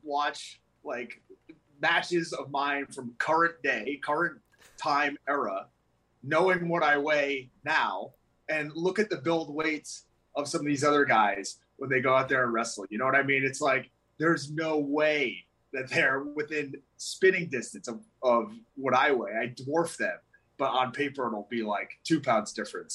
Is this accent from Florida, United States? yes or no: no; Las Vegas, Nevada, United States; my hometown of Las Vegas